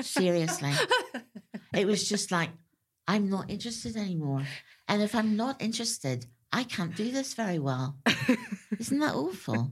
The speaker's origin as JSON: {"language": "English", "region": "Northern Ireland", "country": "United Kingdom", "tie": "born or raised there", "said": "I grew up in Northern Ireland."}